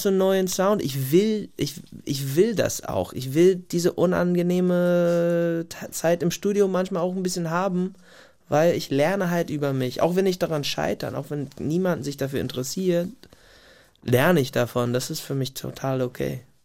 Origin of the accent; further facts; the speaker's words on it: Gig Harbor, Washington, United States; German is a second language; moved away as an adult; also born or lived in Tacoma, Washington / Portland, Oregon / Munich, Germany; now in Germany; in so meinem kleinen Kaff, wo ich groß geworden bin, Gig Harbor ist jetzt keine Großstadt